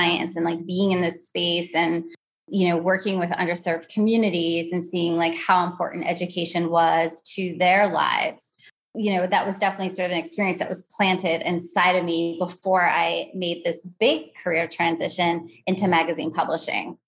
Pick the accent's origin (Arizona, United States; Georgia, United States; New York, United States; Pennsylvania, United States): Pennsylvania, United States; I'm originally from Pennsylvania